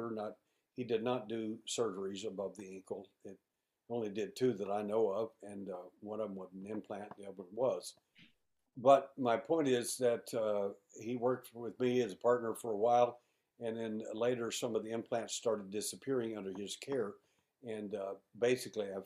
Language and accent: English; Houston, Texas, United States; I'm an investigator from Houston, Texas